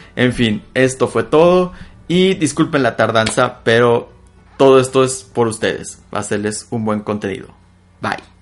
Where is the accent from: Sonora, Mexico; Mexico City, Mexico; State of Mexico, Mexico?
Sonora, Mexico; soy de Sonora